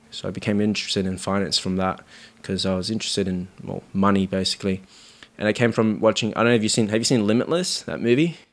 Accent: Sydney, New South Wales, Australia; also born or lived in Cabramatta; I grew up in Marrickville, so, like, the first bit of my life was in Marrickville

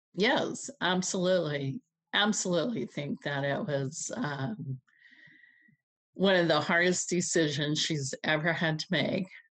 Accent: Georgia, United States; moved away as an adult; also born or lived in Pendleton, Oregon; I grew up in Georgia during the time of civil rights and integration

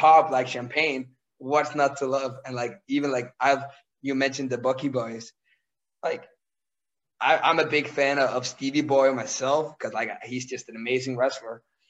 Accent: Randers, Central Denmark Region, Denmark; the hometown that I'm from, which is Randers

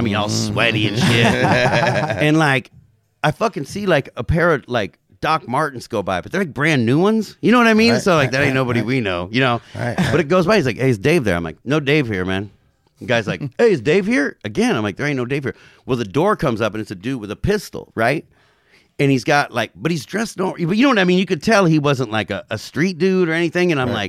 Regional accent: Covina, California, United States; So like so you know I'm from Covina, you know, like you guys had Frank Ball on here, you know, I've known Frank since he was 15 or something.

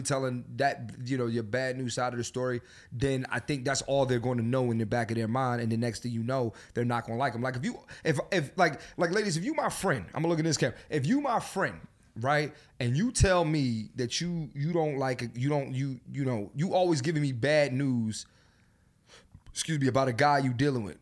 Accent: Philadelphia, Pennsylvania, United States; moved away; my hometown, Philadelphia. I'm coming home.

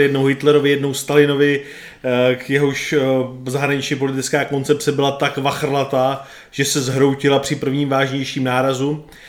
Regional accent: Czechia; Tady u nás v Čechách

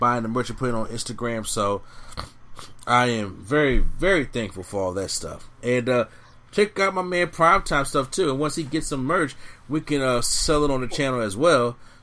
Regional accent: Philadelphia, Pennsylvania, United States; My hometown team in Philly

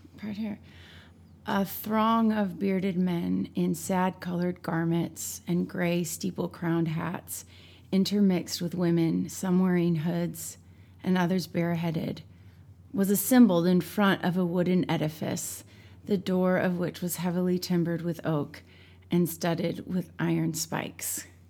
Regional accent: St. Louis, Missouri, United States; moved away; I'm from Saint Louis, Missouri

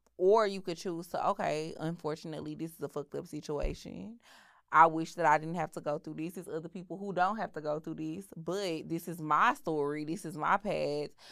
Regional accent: Houston, Texas, United States; I grew up in Houston.

